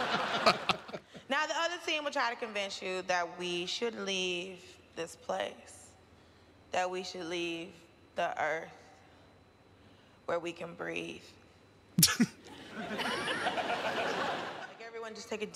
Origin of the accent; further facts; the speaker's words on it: United States; I'm an American and a Christian.